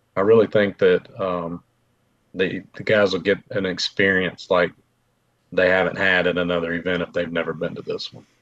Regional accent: Mobile, Alabama, United States; I'm from Mobile

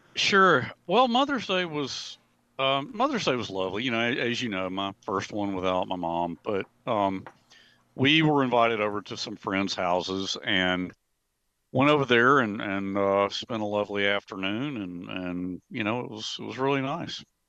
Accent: Montevallo, Alabama, United States; I worked for the city of Montevallo during the summers, okay? Uh, when I was home from Auburn University during the summers

